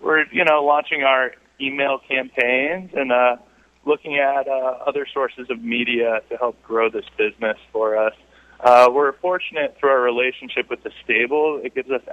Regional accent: Boulder County, Colorado, United States; also born or lived in San Diego / Scottsdale; I grew up in Boulder County

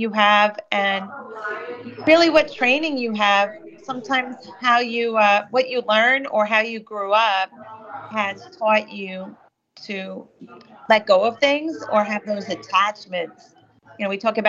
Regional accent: New York, United States; I'm a New Yorker

